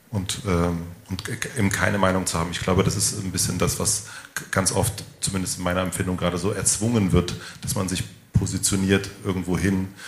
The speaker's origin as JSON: {"language": "German", "region": "East Germany", "country": "Germany", "said": "man fährt als erstes Mal als Ossi in den Westen und äh, und sieht auch die Welt, glaube ich, also ich habe sie lange als Ossi auch gesehen"}